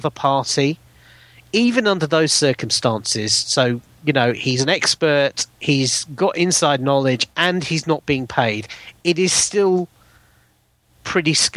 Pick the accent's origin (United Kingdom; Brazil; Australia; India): United Kingdom; as a British citizen